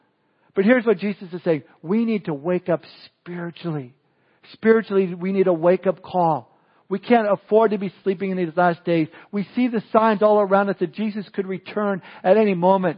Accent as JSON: {"language": "English", "region": "Southern California", "country": "United States", "tie": "born or raised there", "said": "Growing up in Southern California, I would spend my summers at the beach"}